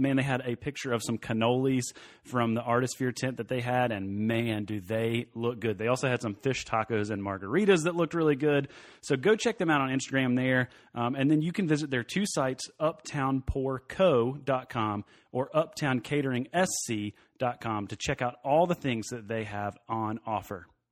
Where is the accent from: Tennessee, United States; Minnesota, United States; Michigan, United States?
Tennessee, United States; Knoxville; moved away as an adult; now in Greenville, United States; I'm originally from the Knoxville area. I grew up there.